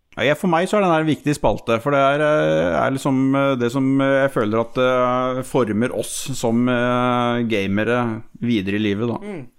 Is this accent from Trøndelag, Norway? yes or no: no; Notodden, Telemark, Norway; Jeg er oppvokst på Notodden